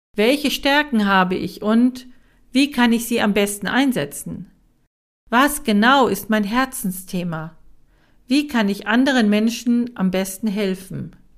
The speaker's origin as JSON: {"language": "German", "country": "Germany", "said": "in meinem Heimatland in Deutschland"}